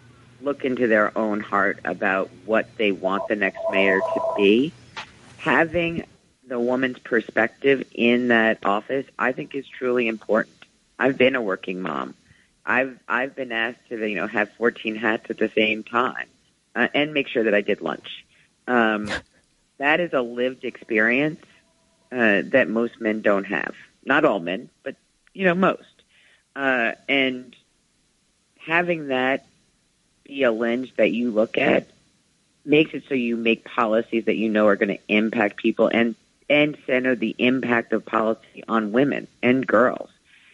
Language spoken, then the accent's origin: English; New York, United States; we really need to have someone who's walked the walk as a New Yorker.